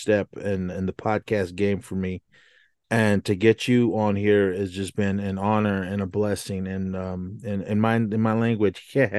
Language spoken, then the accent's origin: English; Oakland, California, United States; growing up in the Bay Area in Oakland